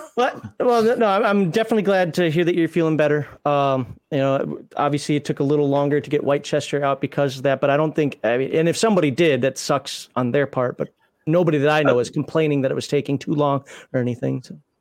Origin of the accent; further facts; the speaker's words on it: United States; I'm American